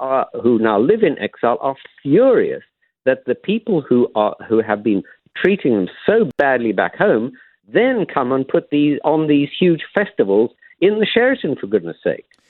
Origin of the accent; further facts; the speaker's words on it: South Africa; now in London, United Kingdom; I'm a South African by origin